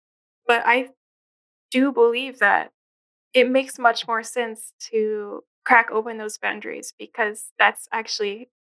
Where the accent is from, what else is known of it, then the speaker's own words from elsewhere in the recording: New Jersey, United States; also born or lived in Philadelphia area / Chicago area; now in Syracuse, United States; I grew up in New Jersey, and then my family moved around a bit to these different suburbs.